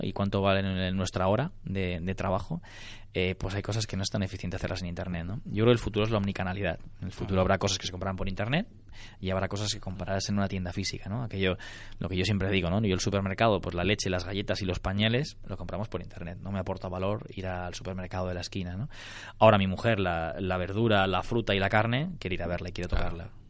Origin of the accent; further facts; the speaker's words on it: Barcelona, Catalonia, Spain; yo soy de Barcelona